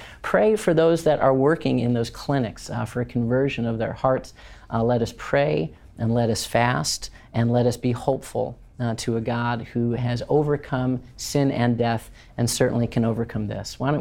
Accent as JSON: {"language": "English", "area": "outside of Chicago", "region": "Illinois", "country": "United States", "tie": "born or raised there", "moved": "as an adult", "said": "I don't think I knew anybody more than two kid families growing up outside of Chicago"}